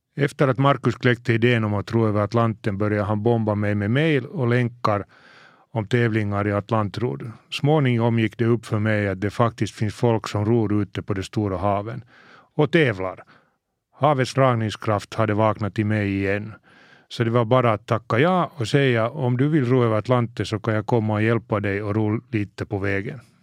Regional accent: Helsinki, Uusimaa, Finland; Mina första minnen från havet är från när jag var kanske fem sex år och vi lämnade Helsingfors i familjens segelbåt

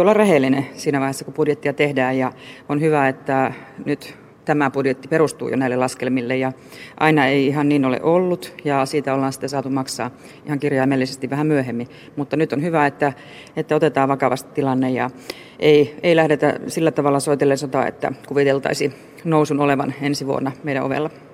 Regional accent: Eastern Finland, Finland; itse tulen Itä-Suomesta

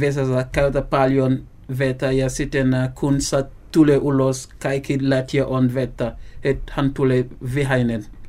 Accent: Gambia; Finnish is a second language; moved away as an adult; now in Finland; olen gambialainen. Gambia on pieni maa Länsi-Afrika

